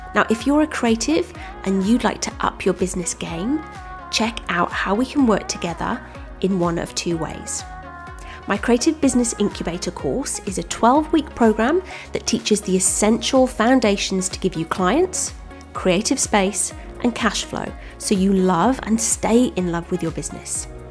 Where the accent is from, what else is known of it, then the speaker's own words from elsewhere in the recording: Wales, United Kingdom; moved away as an adult; now in Australia; I'm originally from the U K. I'm actually from Wales. I'm Welsh, which I'm very proud